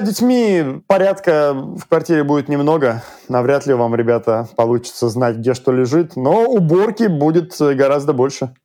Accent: Russia; now in Sydney, Australia; мы из России

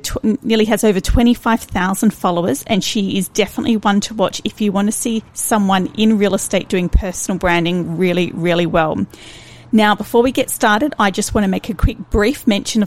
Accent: Australia; from being an Australian

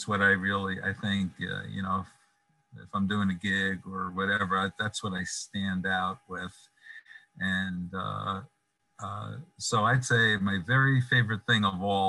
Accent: New York City, New York, United States; moved away; I'm from Brooklyn, even though I don't live in Brooklyn

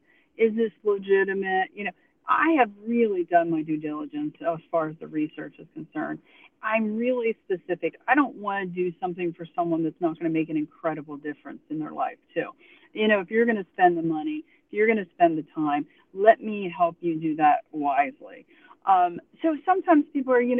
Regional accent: Pennsylvania, United States; now in Tuscaloosa, United States; I'm from Pennsylvania, so I've experienced the cold and the woods and being in that up in the mountains

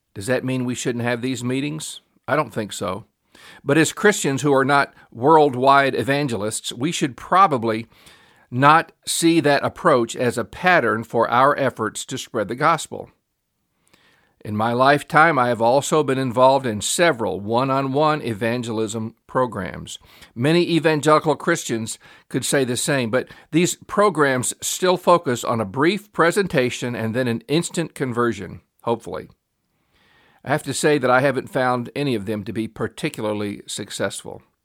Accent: Memphis, Tennessee, United States; I grew up in Memphis, Tennessee, which is a pretty large town

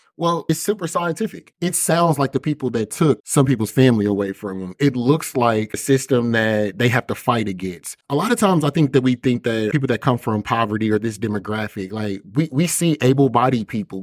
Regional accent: Kansas City, Missouri, United States; I grew up in Kansas City, Missouri, predominantly the six four one three oh area code

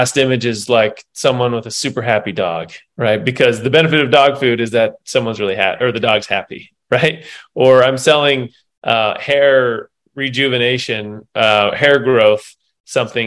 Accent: Salt Lake City, Utah, United States; I grew up here in Salt Lake City by the University of Utah, by the hospital

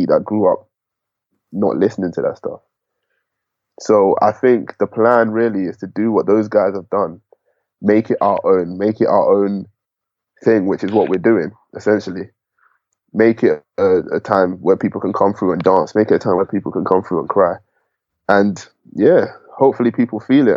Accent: Enfield, London, United Kingdom; I'm from Enfield, I'm from, you know, Ends.

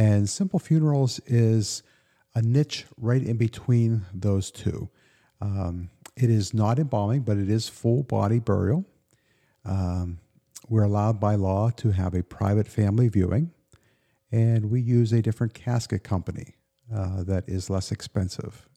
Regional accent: Western Pennsylvania, United States; moved away as an adult; also born or lived in Pittsburgh / Elizabethtown; I grew up in Western Pennsylvania

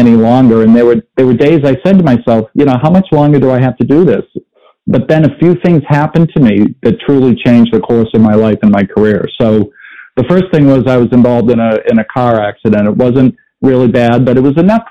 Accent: Boston, Massachusetts, United States; I grew up in the Boston area

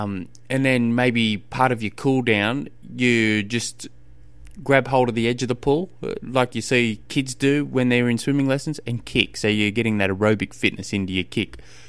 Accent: Australia; I'm an Australian. I don't know what a yard is.

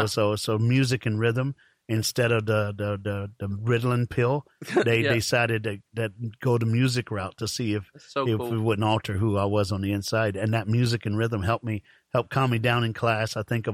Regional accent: Fort Myers, Florida, United States; I'm from Fort Myers, Naples, all

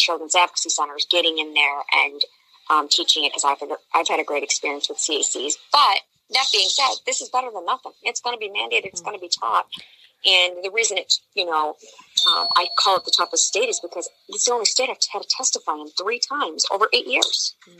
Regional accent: Illinois, United States; when I was getting this passed in my home state of Illinois

